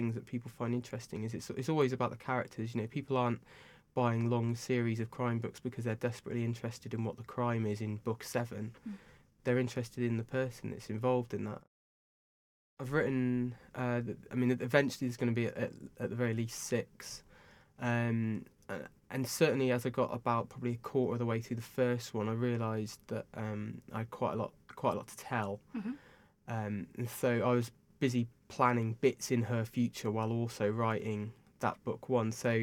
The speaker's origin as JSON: {"language": "English", "town": "Bath", "region": "South West England", "country": "United Kingdom", "tie": "born or raised there", "said": "Bath, my hometown, which is very nice down here"}